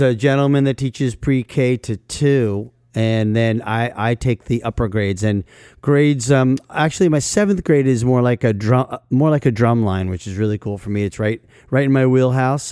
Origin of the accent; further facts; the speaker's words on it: New York City area, New Jersey, United States; I grew up in the New York City area